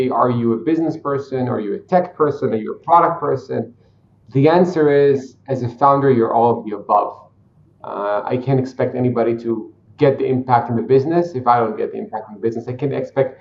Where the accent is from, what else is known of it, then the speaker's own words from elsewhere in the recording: Israel; I'm a simple Israeli guy. I was born in Israel